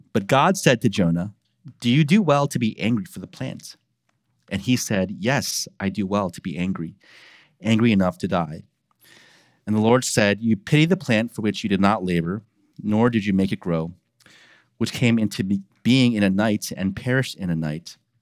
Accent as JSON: {"language": "English", "town": "Baltimore", "region": "Maryland", "country": "United States", "tie": "born or raised there", "accent": "Baltimore", "said": "born and raised in Baltimore, um, and th, that is how we talk with Baltimore"}